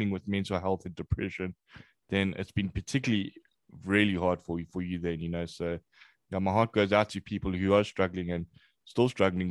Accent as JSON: {"language": "English", "town": "Durban", "region": "KwaZulu-Natal", "country": "South Africa", "tie": "born or raised there", "moved": "as an adult", "lives_now": "Johannesburg, South Africa", "said": "I was actually born here. But then I went to a place in Durban. To another city. I went there and I spent most of my life in Durban. Yeah, that's where I grew up"}